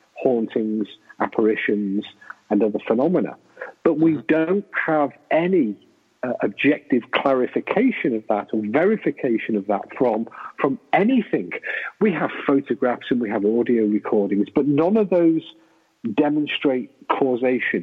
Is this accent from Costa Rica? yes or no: no; England, United Kingdom; I'm English.